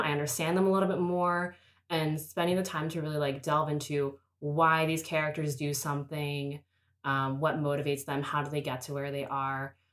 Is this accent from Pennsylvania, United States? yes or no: yes; Pittsburgh, Pennsylvania, United States; I'm from Pittsburgh